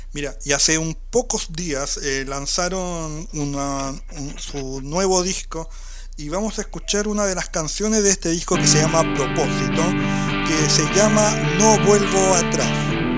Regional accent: southern Chile, Chile; nosotros somos del sur de Chile

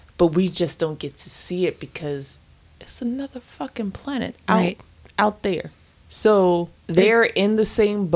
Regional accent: United States; as an American

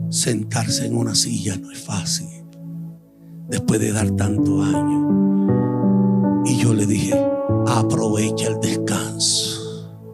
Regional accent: Puerto Rico; moved away; Hace un año y algo y pico que estoy aquí en Honrando me vine de Puerto Rico

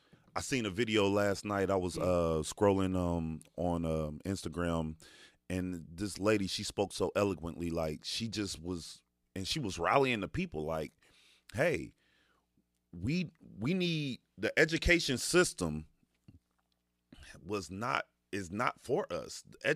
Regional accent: Dayton, Ohio, United States; growing up in DeSoto Bass, coming from nothing, single parent home

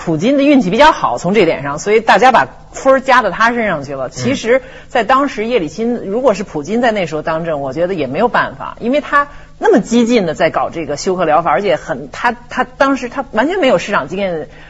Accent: China; 就跟我们中国人要要要面子啊。

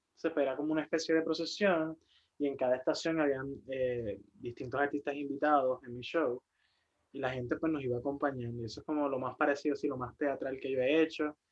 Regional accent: Ciales, Puerto Rico; soy de Ciales, de allá del centro

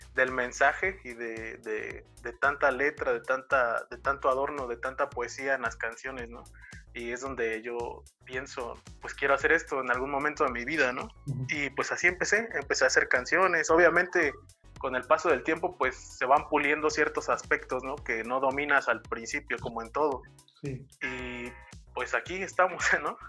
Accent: Asunción Nochixtlán, Oaxaca, Mexico; soy de Asunción Ochixtlán, Oaxaca

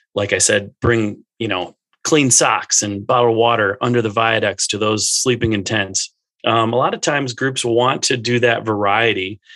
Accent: Minnesota, United States; I grew up in Minnesota

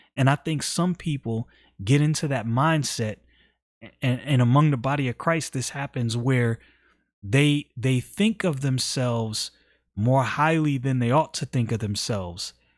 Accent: United States; I'm an American citizen

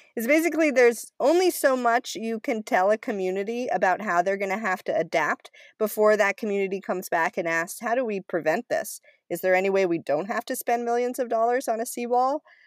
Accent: Cumberland, Maine, United States; I grew up in Cumberland, Maine, uh, which is a really small town north of Portland

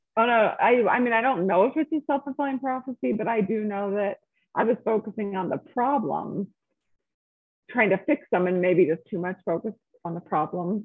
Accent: Salt Lake City, Utah, United States; also born or lived in California; I'm from Salt Lake, was born here and spent most of my life here, a little bit of time in California growing up, but here, graduated from high school

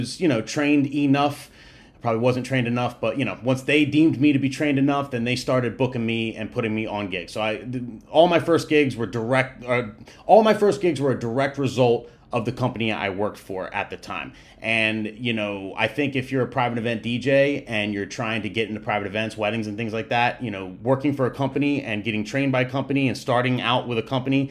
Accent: New Jersey, United States; I'm from New Jersey in the States

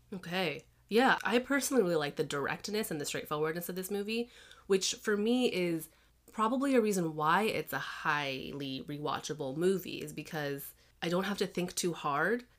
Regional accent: Chicago, Illinois, United States; also born or lived in Massachusetts; I grew up in Chicago

